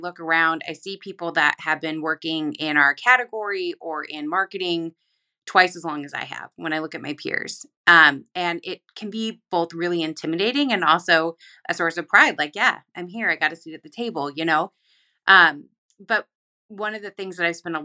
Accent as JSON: {"language": "English", "region": "Pacific Northwest", "country": "United States", "moved": "yes", "said": "I'm from the Pacific Northwest."}